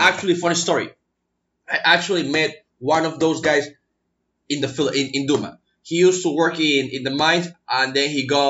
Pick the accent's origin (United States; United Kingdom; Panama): Panama; I'm from Panama, though.